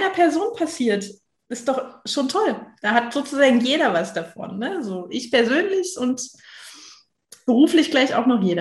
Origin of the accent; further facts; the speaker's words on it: Potsdam, Brandenburg, Germany; now in Berlin, Germany; Vielen Dank für die Einladung, heute hier dabei zu sein. Ähm, ich bin gebürtig aus Potsdam, war 20 Jahre weg und bin dann nach Berlin zurückgekehrt